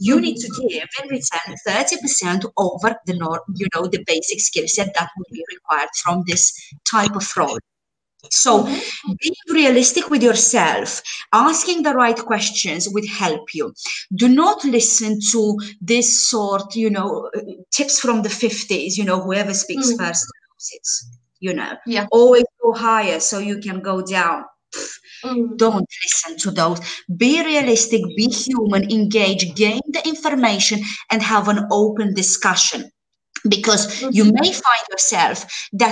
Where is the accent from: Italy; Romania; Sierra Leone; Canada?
Romania; moved away as an adult; now in Malta; Before I moved to Malta almost 7 years ago, I was interviewing in my home country, in Romania